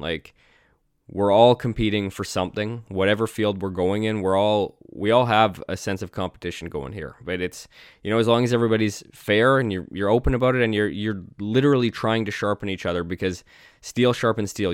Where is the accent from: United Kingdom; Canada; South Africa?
Canada; I'm Canadian